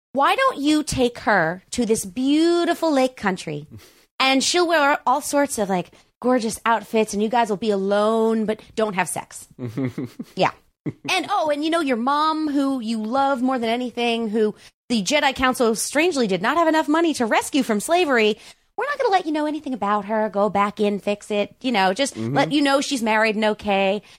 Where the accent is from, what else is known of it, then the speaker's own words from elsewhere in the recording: Greenlawn, New York, United States; moved away as an adult; also born or lived in Syracuse, New York; now in Los Angeles, United States; I grew up on Long Island, about a third of the way out on the top